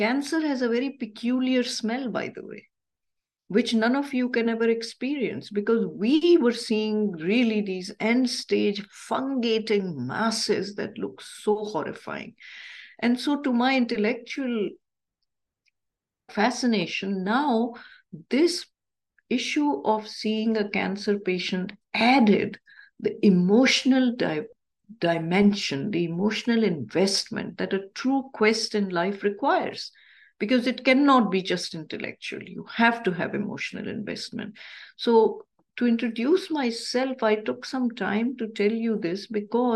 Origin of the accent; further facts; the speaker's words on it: Pakistan; moved away; I grew up in Pakistan